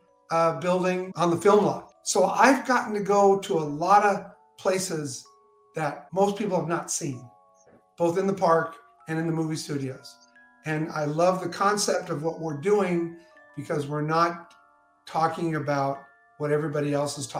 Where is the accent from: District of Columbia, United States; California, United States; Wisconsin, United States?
California, United States; West Covina; I'm originally from West Covina, California